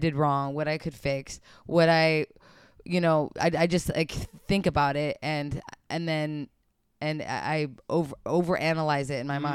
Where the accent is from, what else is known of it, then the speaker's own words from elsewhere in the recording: Montana, United States; also born or lived in Polson, Montana / Missoula, Montana / Billings, Montana; now in Los Angeles, United States; I grew up in Polson, Montana, Missoula, Montana, and Billings, Montana. So I moved around